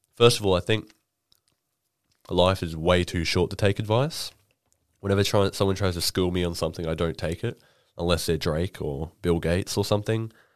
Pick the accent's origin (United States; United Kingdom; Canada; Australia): Australia; Rockhampton, Queensland; moved away; I'm from, you know, Rockhampton